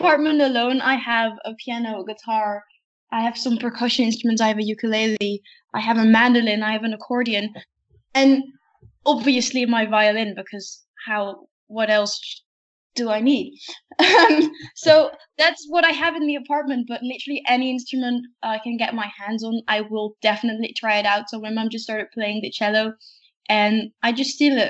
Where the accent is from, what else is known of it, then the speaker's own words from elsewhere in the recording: The Hague, South Holland, Netherlands; I know one place in The Hague, because that's my hometown